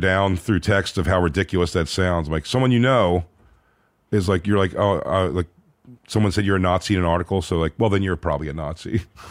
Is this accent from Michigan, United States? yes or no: no; Philadelphia, Pennsylvania, United States; born or raised there